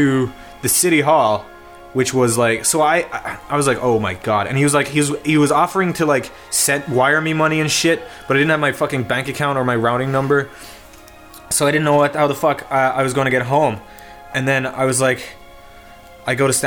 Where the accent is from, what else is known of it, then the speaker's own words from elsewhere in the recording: Ireland; I'm from Ireland.